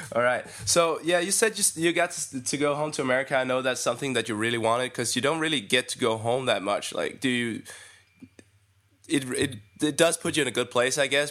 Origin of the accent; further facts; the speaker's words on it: Denmark; English is a second language; I'm from Denmark